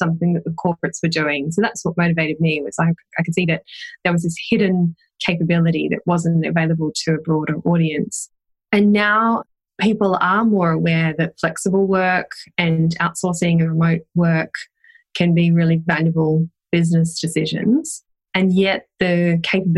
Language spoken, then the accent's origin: English; Australia; now in Wellington, New Zealand; I'm an Australian hiding out in New Zealand